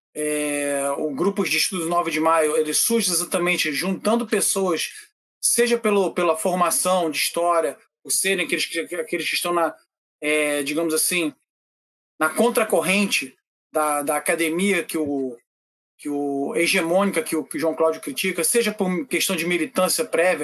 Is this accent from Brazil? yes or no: no; Prague, Czechia; moved away; na minha cidade natal, em Praga